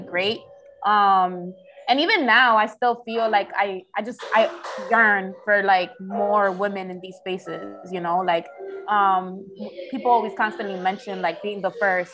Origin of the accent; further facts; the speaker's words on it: Philadelphia, Pennsylvania, United States; also born or lived in Washington Heights, Manhattan, New York / Jersey City; now in Dominican Republic; I was raised in one of the most underrated, musically driven cities, Philadelphia.